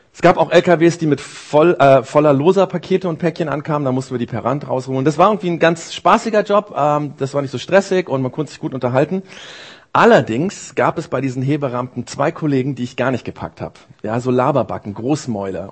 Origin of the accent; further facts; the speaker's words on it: Germany; bei uns in Deutschland